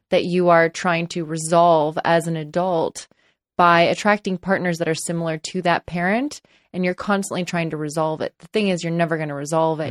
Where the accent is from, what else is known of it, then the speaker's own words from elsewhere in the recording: Los Angeles, California, United States; I grew up in Los Angeles and I live in Los Angeles. Still